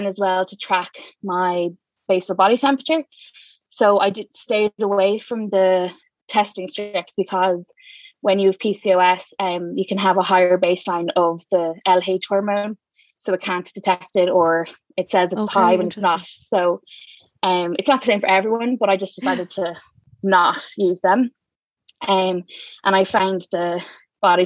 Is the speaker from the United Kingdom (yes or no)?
no; Dublin, Leinster, Ireland; I am from South County, Dublin, born and raised, live here still